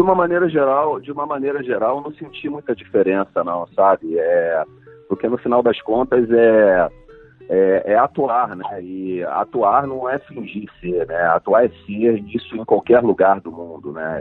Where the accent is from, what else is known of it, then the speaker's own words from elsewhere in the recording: Brazil; representar o meu país é, mundo afora, né, como, como brasileiro, como ator brasileiro